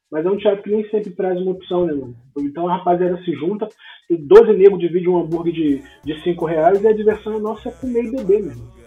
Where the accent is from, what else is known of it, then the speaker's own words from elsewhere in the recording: Rio de Janeiro, Brazil; mundo que descobre que eu sou de Marechal fala Porra, da batata.